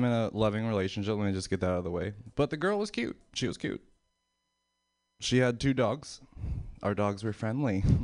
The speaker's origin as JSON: {"language": "English", "region": "Pennsylvania", "country": "United States", "moved": "yes", "said": "I'm from Pennsylvania"}